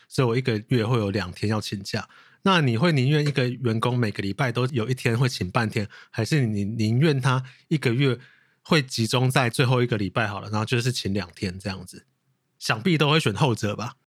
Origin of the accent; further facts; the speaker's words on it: Hsinchu, Taiwan; now in Taipei, Taiwan; 你知道我是新竹人嘛